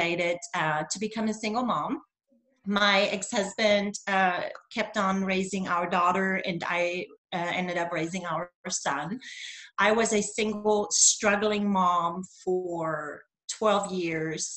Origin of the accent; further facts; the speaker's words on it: Germany; first language German; English is a second language; moved away as an adult; also born or lived in Berlin, Germany / Augusta, Georgia, United States; now in United States; I'm originally from East Germany. I was born and raised in communism.